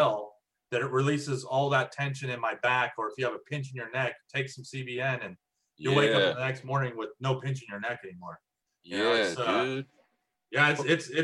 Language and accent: English; Prescott, Arizona, United States; moved away as an adult; also born or lived in Texas; I'm from Arizona.